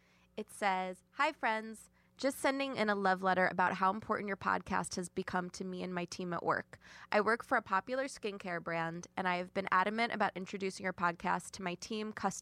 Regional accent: Birmingham, Alabama, United States; also born or lived in Selma; I'm from Birmingham, Alabama, and spent a lot of my childhood in Selma.

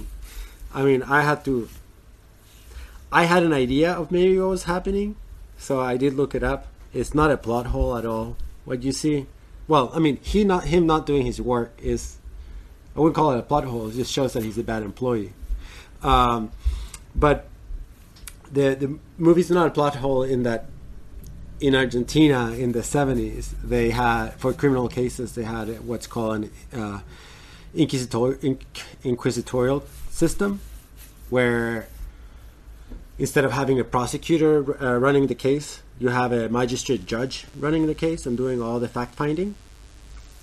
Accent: United States; as an American

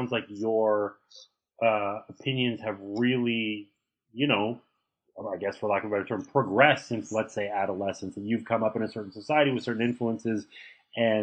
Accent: Canada; moved away as an adult; also born or lived in United States; I grew up in Canada. I lived in the States for 20 years. I just moved back to Canada

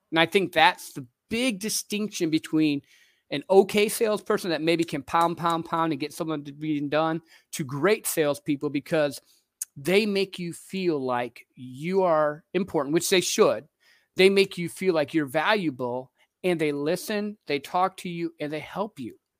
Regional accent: Midwest, United States; I grew up in the Midwest in a little country town

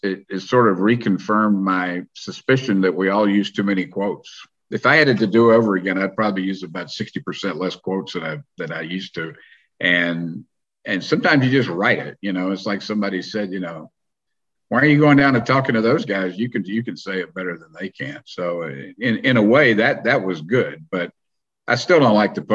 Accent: North Carolina, United States; moved away; I come from North Carolina where college basketball is so big.

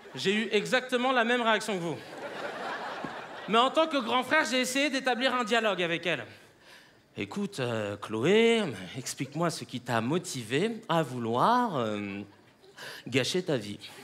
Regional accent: Paris, Île-de-France, France; je suis né à Paris, mes parents viennent de l'île Maurice

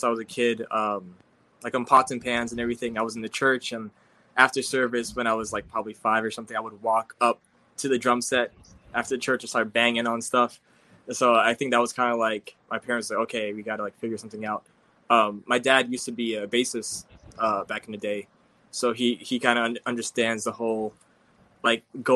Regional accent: New York City, New York, United States; Brooklyn, born and raised. I'm actually grew up in Fort Greene and moved to East New York like 2 years ago

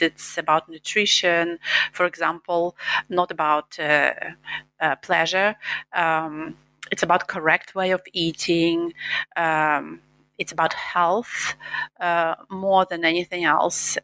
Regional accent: Eastern Ukraine, Ukraine; English is a second language; moved away as an adult; now in United States; I'm from Eastern Ukraine, and um, I lived all my childhood up to after college um, there

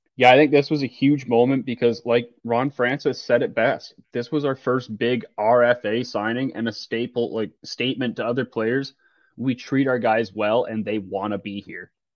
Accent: Toronto, Ontario, Canada; growing up around Toronto

